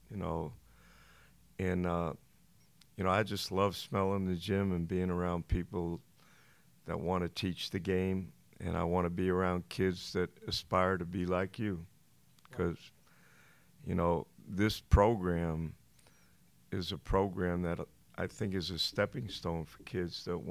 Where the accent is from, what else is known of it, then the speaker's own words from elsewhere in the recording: New York City, New York, United States; also born or lived in Long Island; I grew up in Brooklyn, and then when my dad passed, we moved to Long Island